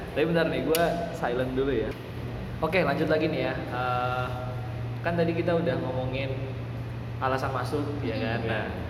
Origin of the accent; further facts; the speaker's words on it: Cilegon, Banten, Indonesia; moved away as an adult; now in Surakarta, Indonesia; gue sendiri Cilegon